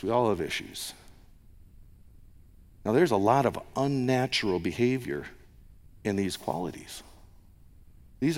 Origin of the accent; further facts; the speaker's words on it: United States; moved away; an American